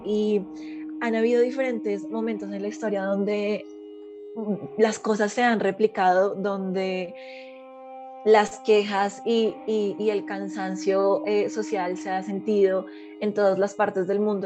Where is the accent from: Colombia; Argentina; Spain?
Colombia; ideas conservadoras que tengo yo como colombiana frente a mis tradiciones, frente a mi historia, frente a mi patria